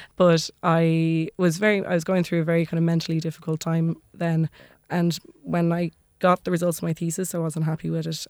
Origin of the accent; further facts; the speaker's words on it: Maynooth, Leinster, Ireland; also born or lived in Dublin; I grew up in Maynooth